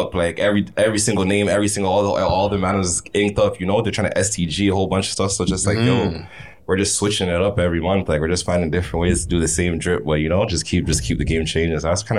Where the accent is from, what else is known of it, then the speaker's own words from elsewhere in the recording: Toronto, Ontario, Canada; I'm from Shepherd. I'm from Killing Shepherd.